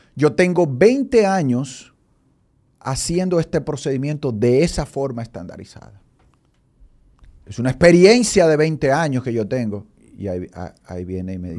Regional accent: San Francisco de Macorís, Duarte, Dominican Republic; born or raised there; moved away as an adult; also born or lived in Colombia / Brazil; now in Santo Domingo, Dominican Republic

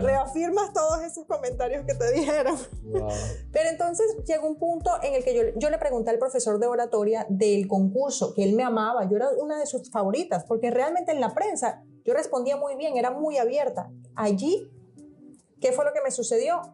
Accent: Venezuela; accent: latino; also born or lived in Portugal / Miami, United States; now in United States; Nací en Venezuela y mi papá es portugués, él nació en Portugal

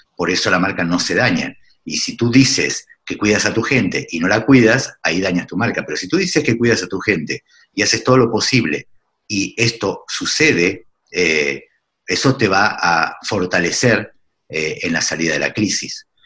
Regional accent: Argentina; moved away as an adult; also born or lived in Lima, Peru; Yo hace 10 años, más de 10 años me fui de Argentina, pero uno no deja de serlo porque uno nunca deja de ser de donde es

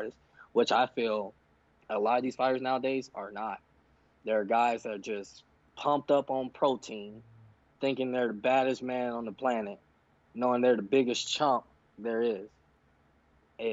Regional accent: Chicago, Illinois, United States; I'm from Chicago

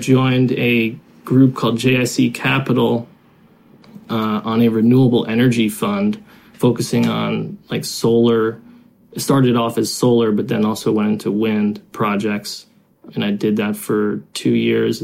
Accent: United States; moved away as an adult; now in China; I'm American. I've been in China 12 years.

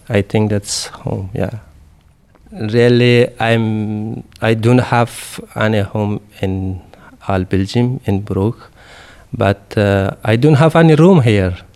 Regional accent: Afghanistan; first language Dari; English is a second language; moved away as an adult; I'm from Afghanistan, In Red Cross living more than ten guys from Afghanistan, but all that guys speak Pashto, but my native language is Dari.

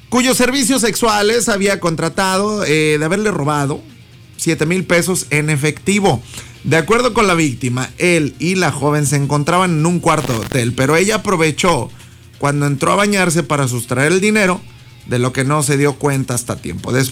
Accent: Palau, Coahuila, Mexico; Mira, yo soy de acá del, del, del 4, ¿verdad? Sí, soy de aquí de Palau, de aquí, vivo acá en el 4, el barrio 4.

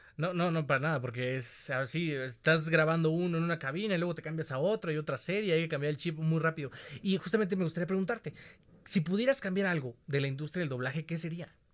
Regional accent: Mexico; Te lo extiendo como mexicano

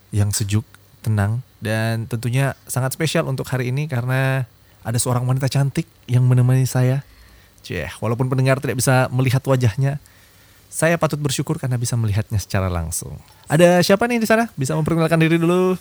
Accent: Makassar, South Sulawesi, Indonesia; Saya orang Makassar

